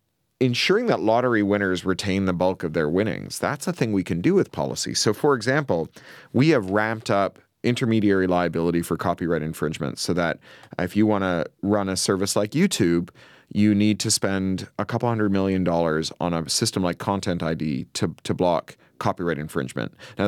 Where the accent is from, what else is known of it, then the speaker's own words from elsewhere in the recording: Canada; I'm a Canadian-British dual national.